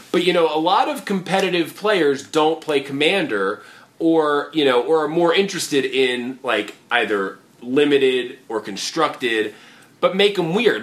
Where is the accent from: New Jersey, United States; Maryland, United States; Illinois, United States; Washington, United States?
Maryland, United States; near Baltimore; moved away; to be down here in DC, you know, close to Baltimore, close to my hometown, but not necessarily there